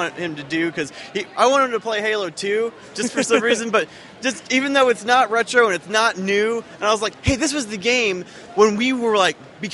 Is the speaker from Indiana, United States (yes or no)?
yes; Bloomington, Indiana, United States; I'm from Bloomington